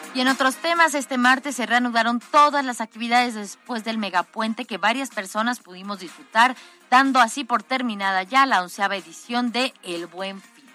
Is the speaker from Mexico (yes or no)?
yes; Mexico